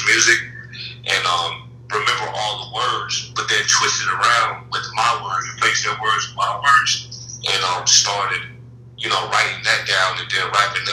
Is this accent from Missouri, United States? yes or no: no; Charlotte, North Carolina, United States; I grew up in Charlotte, been my entire life.